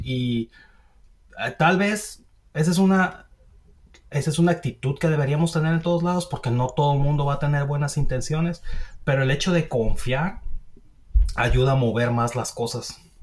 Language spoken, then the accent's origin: Spanish; Mexico; now in United States; nosotros como mexicanos